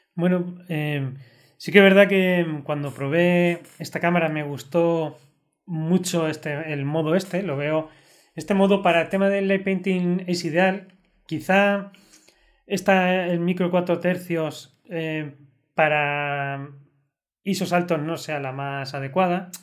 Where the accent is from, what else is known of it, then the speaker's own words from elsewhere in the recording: La Roda, Castilla-La Mancha, Spain; es mi pueblo